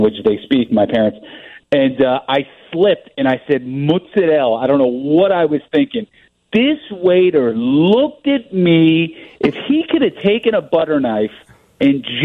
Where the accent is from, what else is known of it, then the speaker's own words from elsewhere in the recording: New Jersey, United States; now in Chicago, United States; I grew up in New Jersey